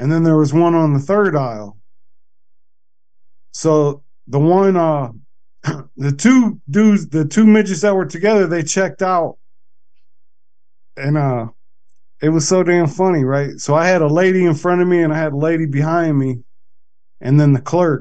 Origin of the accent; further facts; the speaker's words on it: Akron, Ohio, United States; I'm from Akron